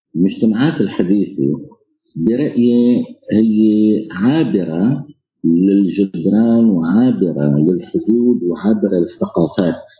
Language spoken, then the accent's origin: Arabic; Homs, Homs Governorate, Syria; now in Poland; انا حمصي سوري عايش آه، في بولندا